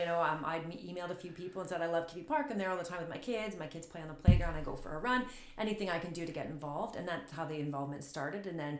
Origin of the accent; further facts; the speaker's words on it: Sarnia, Ontario, Canada; now in Sudbury, Canada; I'm from Sarnia, Ontario, so I'm not from Sudbury.